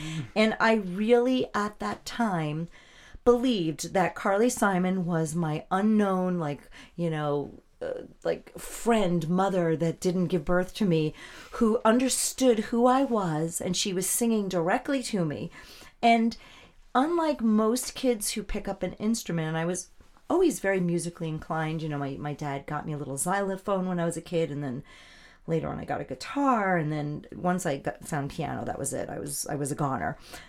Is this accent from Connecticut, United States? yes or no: no; Melville, New York, United States; also born or lived in Manhattan, New York / Queens, New York; now in Stony Brook, United States; I was born in a hospital in Manhattan. I was raised Me too. Yeah, I was raised in Queens until I was about 7. And then my people migrated easterly. So I grew up essentially in Melville in New York.